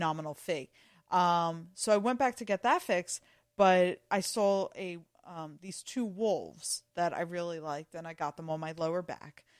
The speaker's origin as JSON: {"language": "English", "town": "Philadelphia", "region": "Pennsylvania", "country": "United States", "tie": "born or raised there", "said": "I grew up in Northeast Philly"}